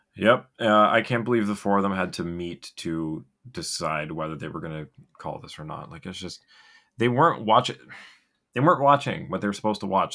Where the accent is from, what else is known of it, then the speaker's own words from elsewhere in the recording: Ottawa, Ontario, Canada; I'm from Ottawa